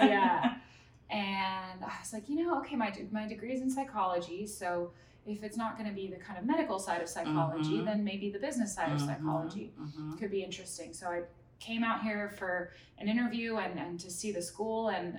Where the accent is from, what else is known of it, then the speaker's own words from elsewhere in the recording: Thailand; also born or lived in Munich, Germany / Singapore; So I was born in Munich, Germany. My parents are both German, so I'm like first generation American. Grew up in Southeast Asia. I was very, very fortunate to, we lived in Thailand for 6 years and then Singapore for 6 years.